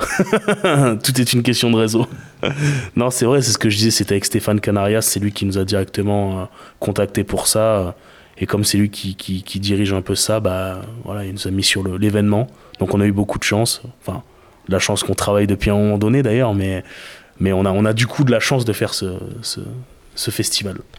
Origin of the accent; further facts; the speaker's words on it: Bordeaux, Nouvelle-Aquitaine, France; also born or lived in Saint-Aubin; même si on est bordelais